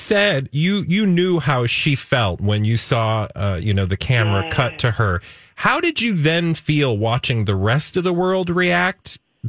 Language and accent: English; Houston, Texas, United States; now in Minneapolis, United States; I grew up in Sharpstown.